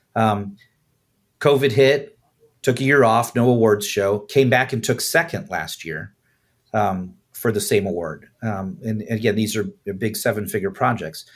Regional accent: Chicago, Illinois, United States; I'm originally from, uh, north side of Chicago.

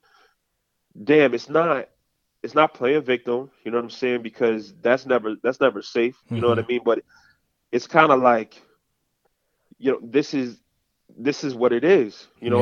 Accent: New York City, New York, United States; I'm from the Bronx originally

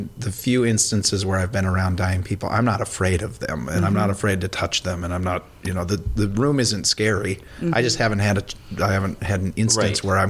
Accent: Elk River, Minnesota, United States; also born or lived in Bemidji; I'm from Elk River, which is not nearly that far north, but we lived in Bemidji as a kid.

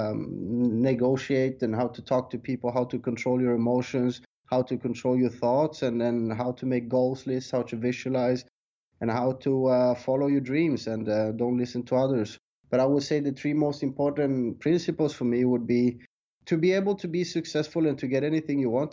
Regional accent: Sweden; moved away as an adult; also born or lived in South America; now in Thailand; I was born in South America but raised in Sweden. And I left Sweden when I was 20 years old

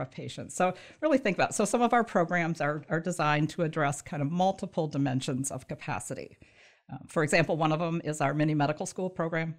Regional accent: Michigan, United States; also born or lived in southern Indiana / northern Kentucky; I grew up in Michigan

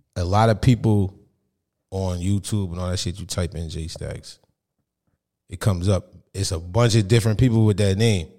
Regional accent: Monmouth County, New Jersey, United States; I'm from Monmouth County

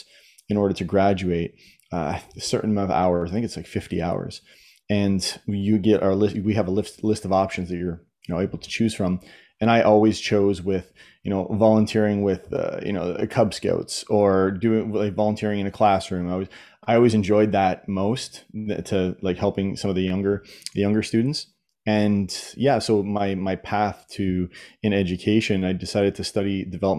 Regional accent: Southern Ontario, Canada; I grew up in Southern Ontario, and I went through the Ontario school system

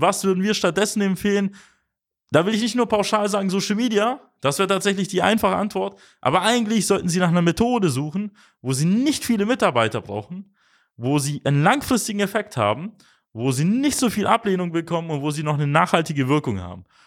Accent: Germany; bei uns in Deutschland

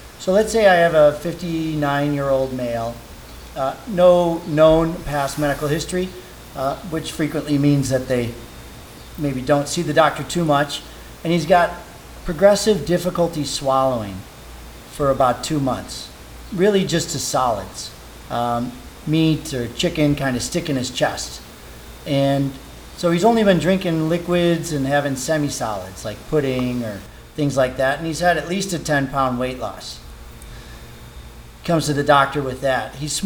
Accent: Oak Park, Illinois, United States; I grew up in Oak Park

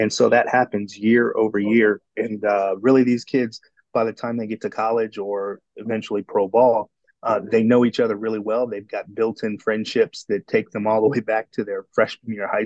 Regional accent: Midwest, United States; also born or lived in Houston; I grew up in the Midwest and played on all-star teams and travel teams

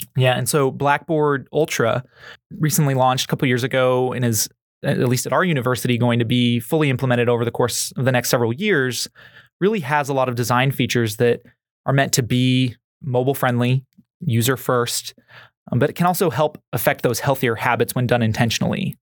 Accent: Missouri, United States; growing up in Missouri

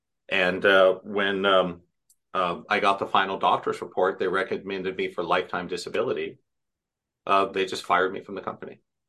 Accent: Irvine, California, United States; In Irvine

